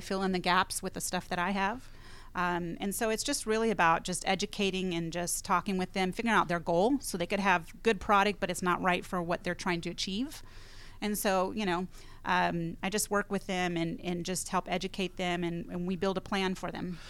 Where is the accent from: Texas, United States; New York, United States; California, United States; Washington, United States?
California, United States; moved away; I'm from California originally, grew up in the high desert, one hundred fifteen degree weather